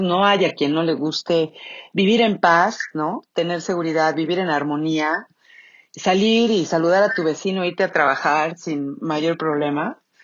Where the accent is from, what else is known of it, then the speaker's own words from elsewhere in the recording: Mexico; el 15 de septiembre todos gritamos viva México y tomamos tequila